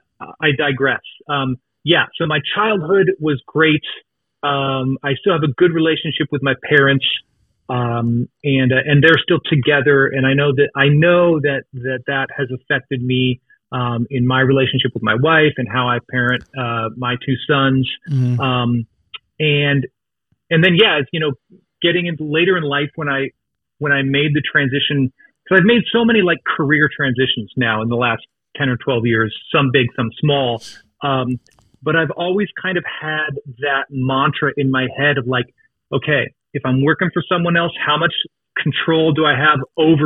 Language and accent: English; Seattle, Washington, United States; moved away as an adult; also born or lived in Los Angeles; I grew up in the Seattle area in its heyday